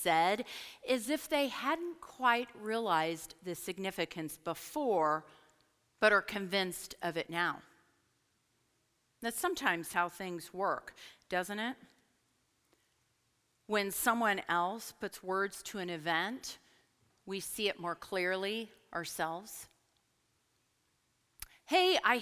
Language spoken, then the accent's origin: English; Portland, Oregon, United States; moved away as an adult; also born or lived in Lynchburg, Virginia; I'm from Portland. We don't do altar calls